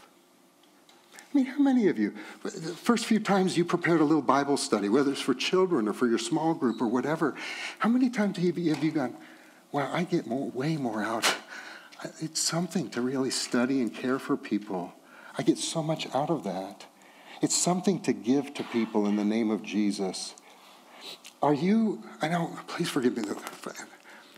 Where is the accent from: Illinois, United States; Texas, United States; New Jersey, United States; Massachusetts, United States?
Texas, United States; I'm from Texas.